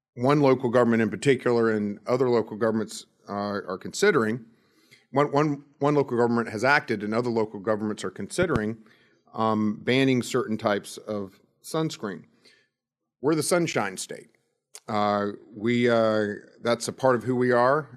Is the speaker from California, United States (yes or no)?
no; Florida, United States; I grew up in Florida